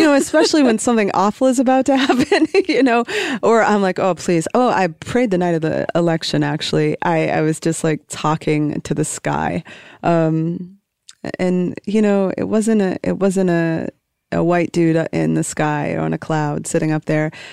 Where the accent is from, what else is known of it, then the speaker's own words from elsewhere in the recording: Calais, Maine, United States; a little working class town in northern Maine. It's called Callis. Like, uh, it's spelled Calais